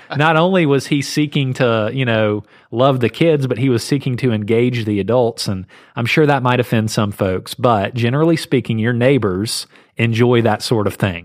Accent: Southeast, United States; I grew up in the Southeast

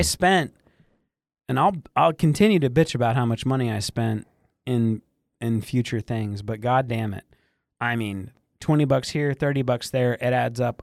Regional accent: Michigan, United States; I grew up in Michigan on lakes

